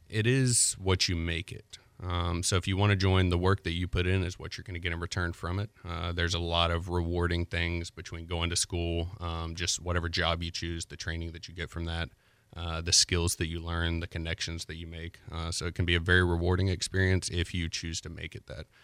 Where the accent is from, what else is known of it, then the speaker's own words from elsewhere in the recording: Pensacola, Florida, United States; also born or lived in J, Florida (unclear town name); I'm from Pensacola, Florida. Um, born here, lived here for about ten years